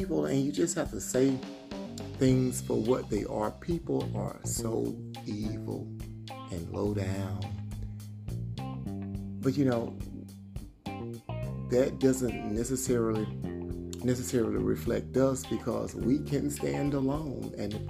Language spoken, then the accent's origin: English; Georgia, United States; I live in the South. I'm actually from Georgia.